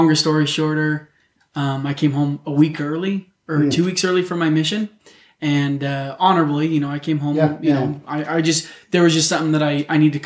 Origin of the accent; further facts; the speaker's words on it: Roy, Utah, United States; I grew up in Roy